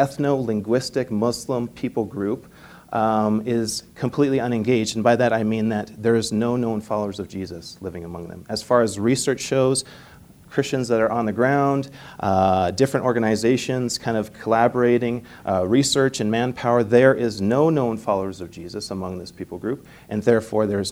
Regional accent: Manhattan, Montana, United States; moved away as an adult; also born or lived in Canada / St. Paul, Minnesota; I'm originally from here. Well, I was born in Canada, but we consider Montana our home. I grew up in Manhattan and graduated from Manhattan High School.

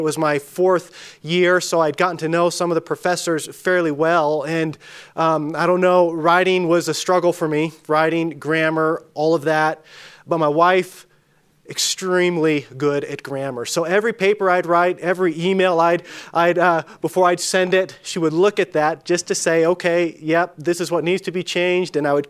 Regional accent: California, United States; As Danny mentioned, Danny mentioned I'm from Northern California. I always like to clarify Northern California. It's a very different part of the state. But I grew up in a small town that was even smaller than Dillon, 3,000 people, 100 miles from a three-color stoplight.

